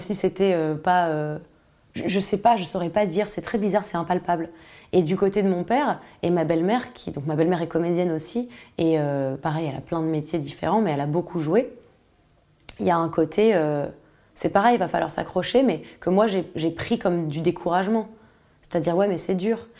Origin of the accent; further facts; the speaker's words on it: Paris, Île-de-France, France; je suis née à Paris. J'étais dans une ZEP